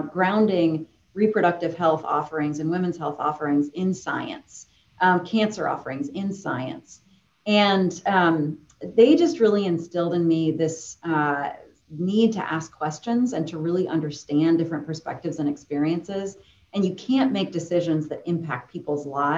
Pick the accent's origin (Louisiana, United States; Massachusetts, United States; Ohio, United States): Massachusetts, United States; Boston; I grew up in Boston, downtown Boston